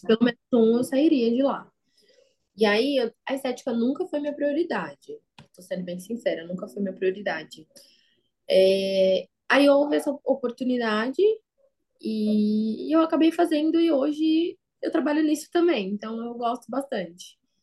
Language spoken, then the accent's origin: Portuguese; São Paulo, Brazil; Eu sou aqui da capital de São Paulo mesmo.